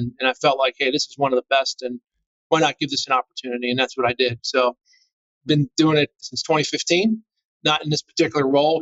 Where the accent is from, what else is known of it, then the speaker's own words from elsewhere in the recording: Northeastern Pennsylvania, United States; moved away; I grew up in Northeastern Pennsylvania, kind of the coal region, if you will, anthracite coal region.